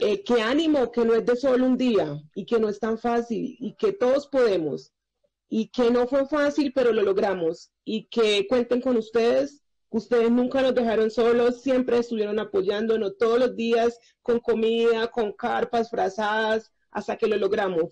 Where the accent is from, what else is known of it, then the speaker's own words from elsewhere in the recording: Colombia; also born or lived in Chile; Me encuentro muy feliz en mi país